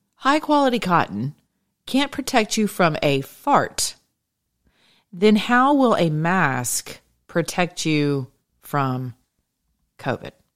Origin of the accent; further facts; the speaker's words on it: the South, United States; I am from the South